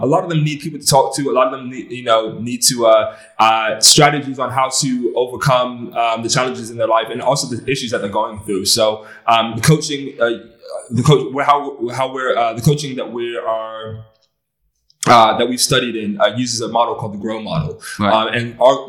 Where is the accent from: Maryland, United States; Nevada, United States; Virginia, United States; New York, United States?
Maryland, United States; just outside Washington, D.C.; moved away as an adult; also born or lived in Los Angeles, United States; now in Bristol, United Kingdom; was raised just outside of Washington, D.C. in Maryland.